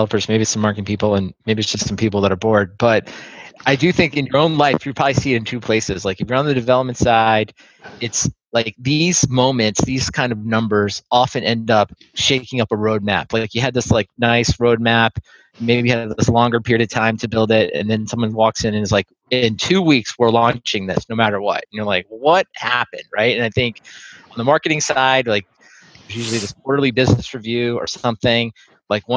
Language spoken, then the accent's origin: English; Maryland, United States; now in Austin, United States